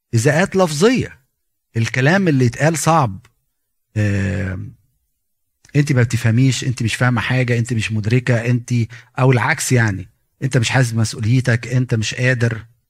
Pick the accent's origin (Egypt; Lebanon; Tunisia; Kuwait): Egypt; احنا كمصريين